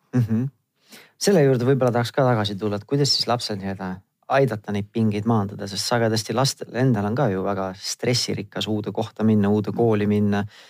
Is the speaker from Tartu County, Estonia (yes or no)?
yes; Tartu, Tartu County, Estonia; mina ise olen Tartust pärit